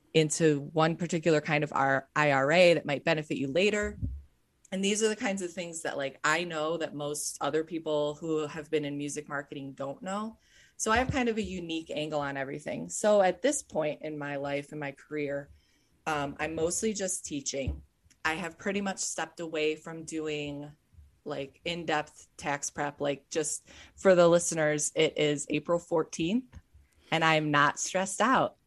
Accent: Cleveland, Ohio, United States; I grew up in Cleveland, Ohio

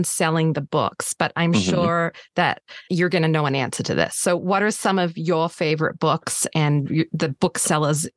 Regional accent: Australia; I'm Australian

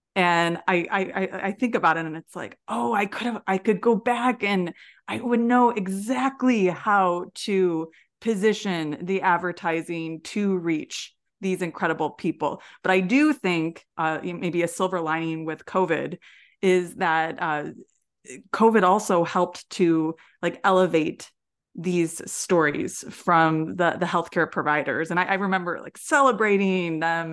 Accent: Midwest, United States; growing up in the Midwest

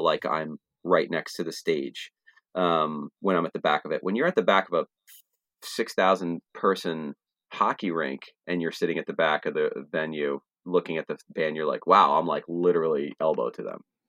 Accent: Trenton, New Jersey, United States; I grew up in Trenton area, and Trenton is thirty-five minutes away from Philly

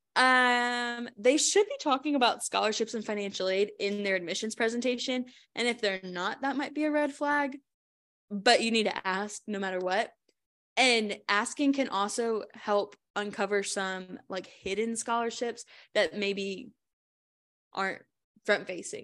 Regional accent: Richmond, Virginia, United States; I'm from Richmond

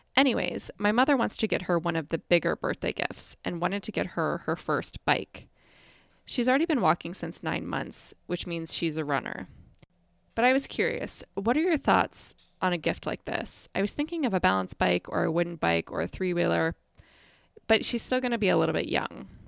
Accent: Midwest, United States; I was growing up in the Midwest

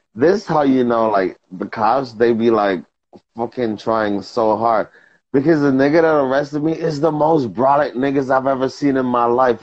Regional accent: New York, United States; I'm from New York

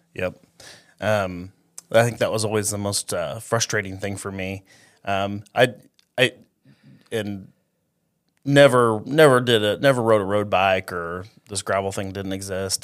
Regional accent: Eldon, Iowa, United States; I grew up in Eldon, Iowa, so it's right by, right, kinda right between Fairfield and Ottumwa

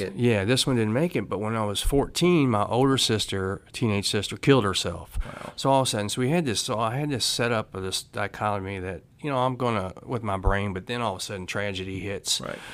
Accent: Louisville, Kentucky, United States; I grew up in Louisville, Kentucky

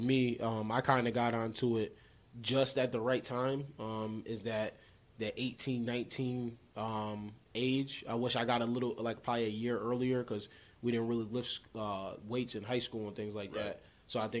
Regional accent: Utica, New York, United States; I'm gonna say upstate New York. Upstate Utica.

